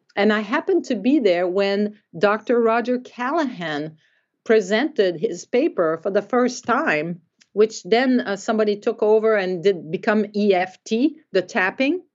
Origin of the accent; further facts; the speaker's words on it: Quebec, Canada; moved away as an adult; also born or lived in Davenport, Iowa; I'm from Quebec